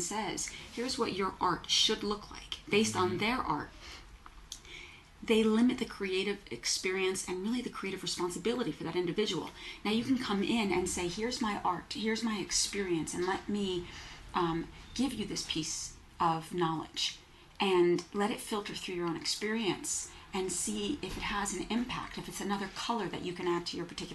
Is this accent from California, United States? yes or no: no; New Jersey, United States; moved away as an adult; also born or lived in New York City; I grew up in New Jersey, moved to New York City when I was 18.